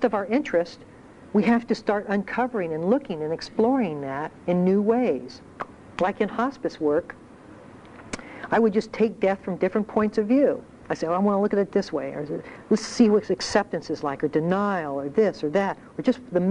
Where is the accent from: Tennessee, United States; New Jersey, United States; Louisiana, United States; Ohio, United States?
Ohio, United States; moved away; I grew up in Ohio